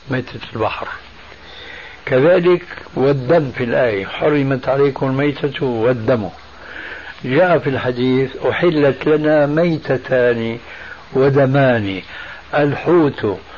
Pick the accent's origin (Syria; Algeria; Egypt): Syria; في ثوب له أعلام هذه عندنا في الشام تسمى بالصاية